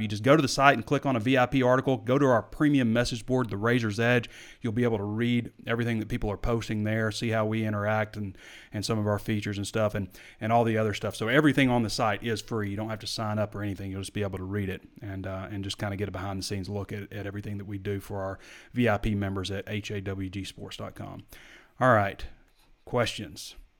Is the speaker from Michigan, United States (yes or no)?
no; Sheridan, Arkansas, United States; now in Fayetteville, United States; I'm from Sheridan.